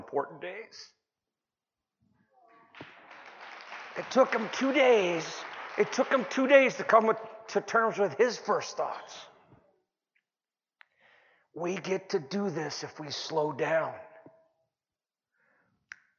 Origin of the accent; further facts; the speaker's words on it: California, United States; I'm from California